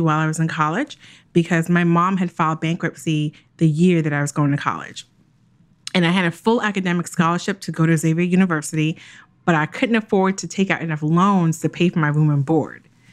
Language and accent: English; Jamaica; I'm Jamaican